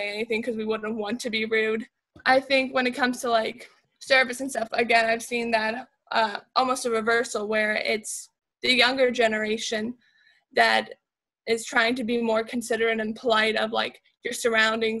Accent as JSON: {"language": "English", "country": "United States", "said": "as an American"}